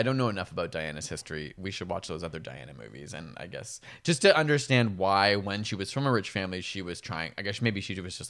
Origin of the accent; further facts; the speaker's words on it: Canada; we're from Canada, a Commonwealth country that still has our head of state.